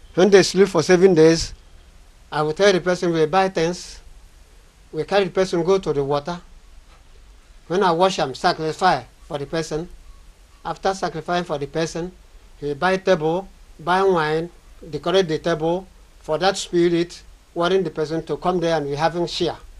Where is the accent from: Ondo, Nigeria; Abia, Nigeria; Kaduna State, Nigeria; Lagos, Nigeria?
Abia, Nigeria; from Abambato Autonomous Community in Abia State of Nigeria.